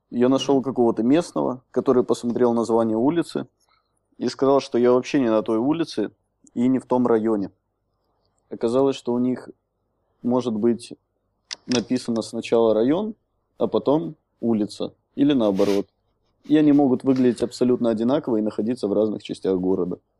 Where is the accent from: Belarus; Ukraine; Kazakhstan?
Belarus; Minsk; also born or lived in Soligorsk; now in Prague, Czech Republic; я родился в Солигорске, но угу. все детство провел в Минске